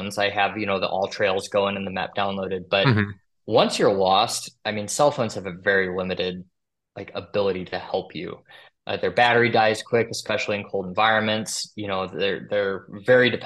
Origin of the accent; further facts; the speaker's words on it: Madison, Wisconsin, United States; moved away; I'm from Madison, Wisconsin